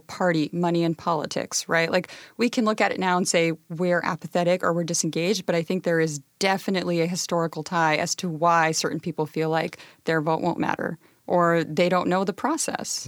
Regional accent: Pasco, Washington, United States; I grew up in Pasco near the Hanford site

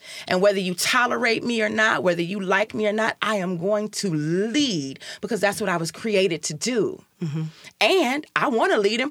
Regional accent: Chicago, Illinois, United States; moved away as an adult; also born or lived in Seattle; now in Tacoma, United States; So I'm originally from Chicago. I'm from the South Side of Chicago.

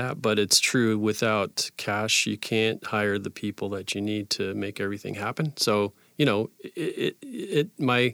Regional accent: Tacoma, Washington, United States; also born or lived in Astoria, Oregon / Parkland, Washington; I can't say I was born here, but I've been here my whole life, pretty much.

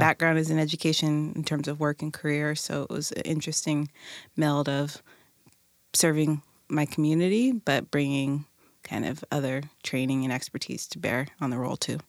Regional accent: Tacoma, Washington, United States; community member, born and raised in Tacoma

